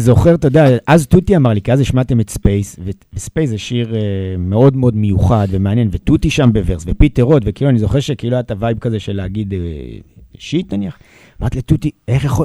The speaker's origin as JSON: {"language": "Hebrew", "town": "Jerusalem", "region": "Jerusalem District", "country": "Israel", "tie": "born or raised there", "said": "גדלתי בירושלים בסביבה מאוד ערבית"}